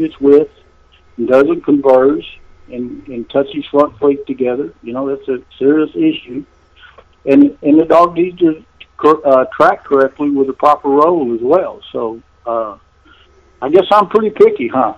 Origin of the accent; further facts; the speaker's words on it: Burleson, Texas, United States; here in my hometown of Burleson